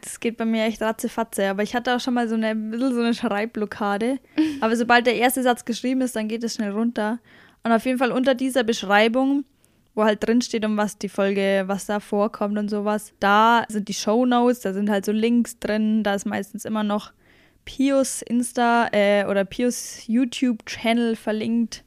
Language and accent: German; Bavaria, Germany; accent: Bavarian; mein Dialekt ist bayerisch